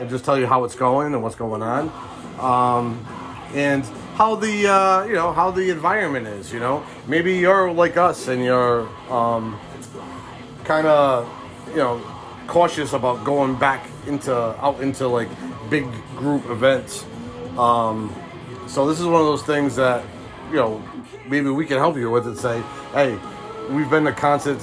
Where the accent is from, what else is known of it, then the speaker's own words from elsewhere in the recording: Rhode Island, United States; I grew up in Rhode Island